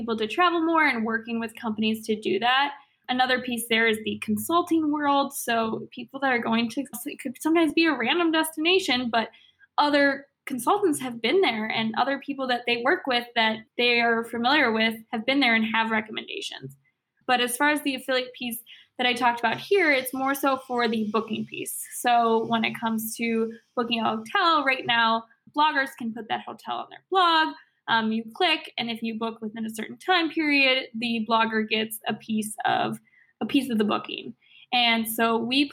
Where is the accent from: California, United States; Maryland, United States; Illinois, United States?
Illinois, United States; Chicago; I'm from Chicago. I love this city.